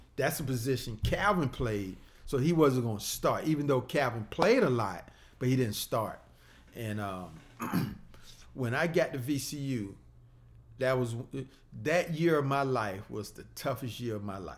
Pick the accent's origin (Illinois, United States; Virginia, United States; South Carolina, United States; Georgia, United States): Virginia, United States; Portsmouth; now in Chesterfield, United States; growing up in Portsmouth